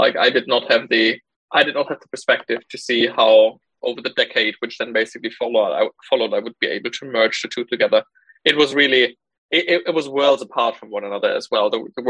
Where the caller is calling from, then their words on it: Cambridge, East of England, United Kingdom; I'm calling in from Cambridge today.